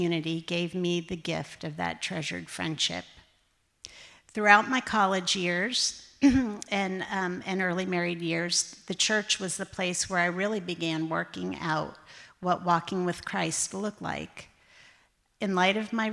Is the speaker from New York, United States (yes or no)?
no; Clarks Summit, Pennsylvania, United States; moved away; I grew up in Clark Summit, Pennsylvania, a little town about 20 minutes outside of Scranton